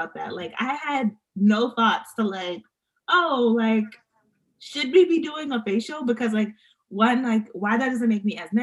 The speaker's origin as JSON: {"language": "English", "region": "New York", "country": "United States", "moved": "yes", "lives_now": "Atlanta, United States", "said": "I live in Atlanta, but I'm from New York."}